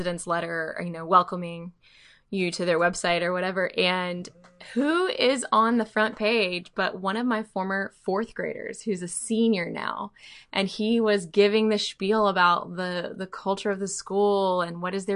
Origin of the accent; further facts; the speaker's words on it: Alabama, United States; now in Dallas, United States; I grew up in Alabama